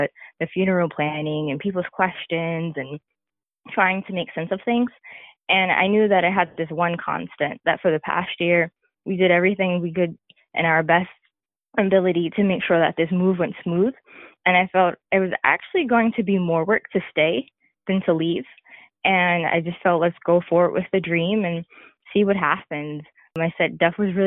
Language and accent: English; New York, United States; moved away as an adult; also born or lived in the Carolinas; relocating from where we grew up in New York to moving down south into the Carolinas